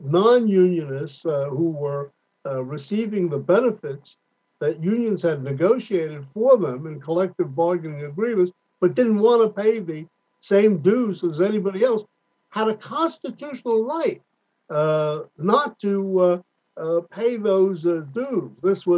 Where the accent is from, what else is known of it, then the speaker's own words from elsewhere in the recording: California, United States; particularly as a Californian